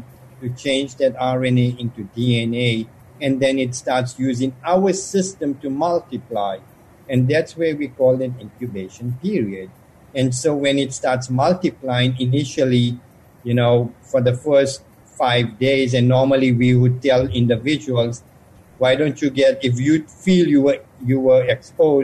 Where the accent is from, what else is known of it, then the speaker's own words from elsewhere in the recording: South Africa; moved away; I grew up in South Africa